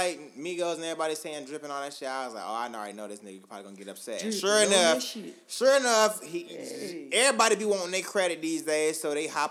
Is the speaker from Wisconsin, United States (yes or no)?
no; Augusta, Georgia, United States; now in Atlanta, United States; I'm from Augusta, but I live in Atlanta